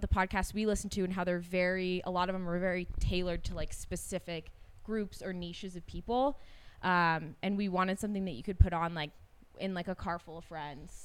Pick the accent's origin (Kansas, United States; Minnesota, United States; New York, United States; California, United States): California, United States; Davis; I'm from Davis, California, so also Northern California, but not the Bay Area